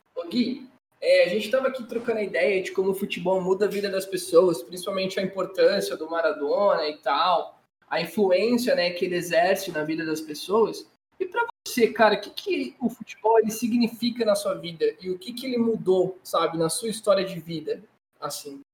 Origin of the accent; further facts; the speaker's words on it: Brazil; a gente é brasileiro